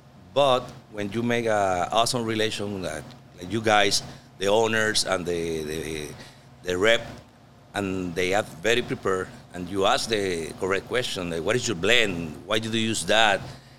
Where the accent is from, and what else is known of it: Puerto Rico; English is a second language; now in Florida, United States